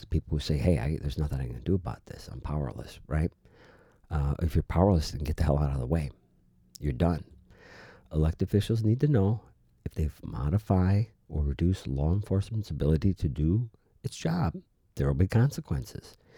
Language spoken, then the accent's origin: English; United States; we, as the American people